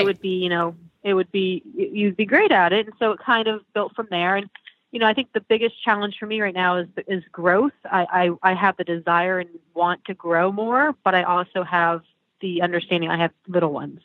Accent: Florida, United States; I was actually from Florida, but I would go to um, upstate New York for the summers

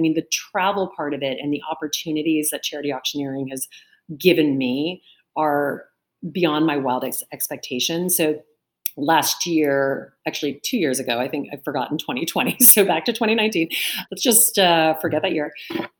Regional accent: the South, United States; now in New York, United States; And I grew up in the South, but I live in New York. And I remember thinking when I came up here, this is very different.

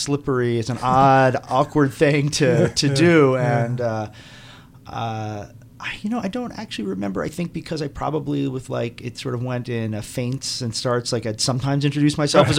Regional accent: Aruba; moved away; also born or lived in New York; I grew up in Aruba

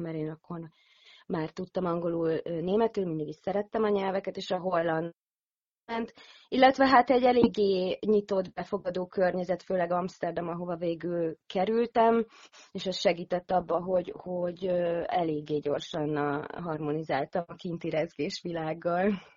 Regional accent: Hungary; moved away; also born or lived in Netherlands; én itt a szülőhazámba

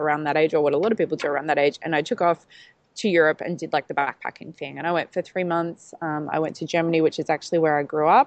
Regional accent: Melbourne, Victoria, Australia; now in Gold Coast, Australia; I'm from Melbourne originally, but transplanted up to the Gold Coast

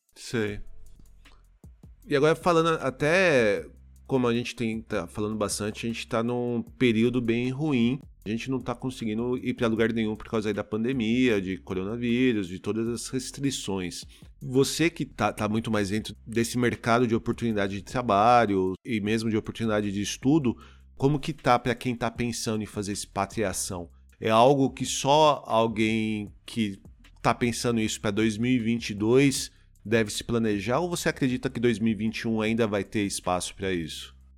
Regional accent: Osasco, São Paulo, Brazil; eu falo que eu sou de São Paulo, mas na verdade eu sou da Grande São Paulo, né? Eu, eu sou de Osasco

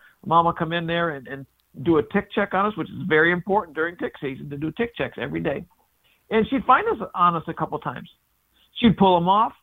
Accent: Blissfield, Michigan, United States; moved away as an adult; also born or lived in Upper Peninsula, Michigan; I was born in Upper Michigan. Then we moved downstate because my dad was a cop.

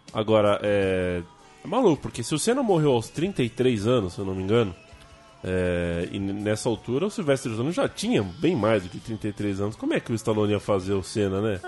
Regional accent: São Paulo, Brazil; somos paulistanos

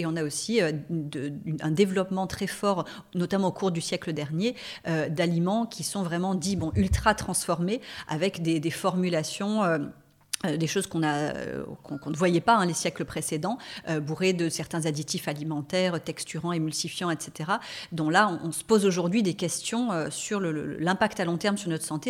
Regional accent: La Seyne-sur-Mer, Provence-Alpes-Côte d'Azur, France; moved away as an adult; also born or lived in Marseille / Paris; je suis née et j'ai grandi à la Seine-sur-Mer, hein, donc je suis euh, varoise.

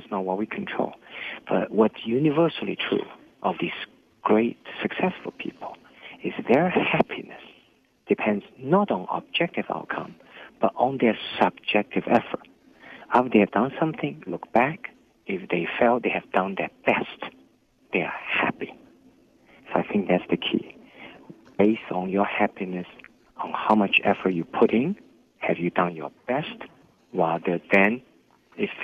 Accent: Hangzhou, Zhejiang, China; English is a second language; moved away as an adult; now in United States; my hometown, Hangzhou

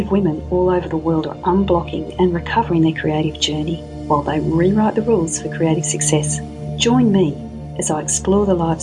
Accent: Melbourne, Victoria, Australia; somebody who's based in Melbourne, my hometown

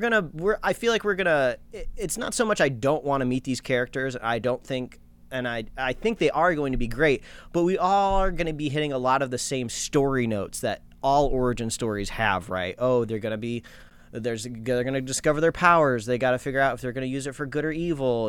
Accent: United States; I'm an American

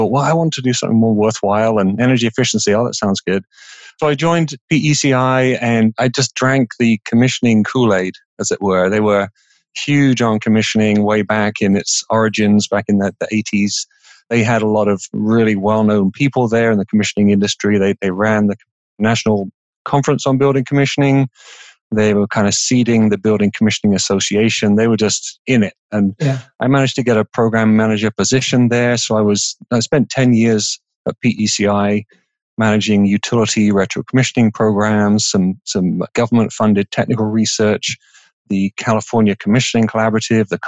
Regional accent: England, United Kingdom; moved away as an adult; now in United States; I grew up in England

